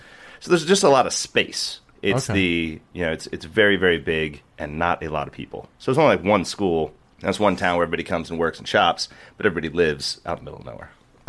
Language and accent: English; Wasilla, Alaska, United States; moved away; I'm from Wasilla, Alaska.